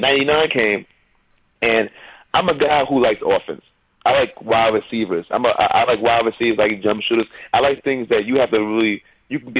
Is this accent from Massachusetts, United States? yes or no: no; New York, United States; I'm in New York